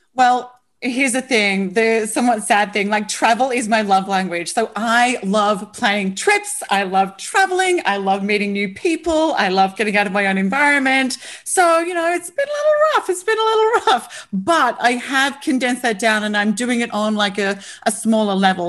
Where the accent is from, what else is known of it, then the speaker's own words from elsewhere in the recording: Australia; I'm an Aussie